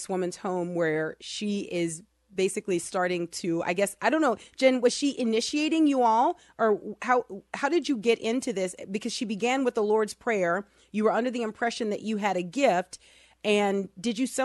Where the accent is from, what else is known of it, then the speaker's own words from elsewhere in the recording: New Orleans, Louisiana, United States; I grew up in New Orleans